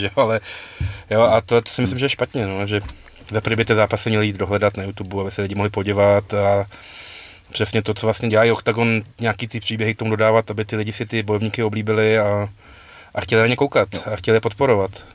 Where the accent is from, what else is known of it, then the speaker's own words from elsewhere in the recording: Prague, Czechia; my jsme oba z Prahy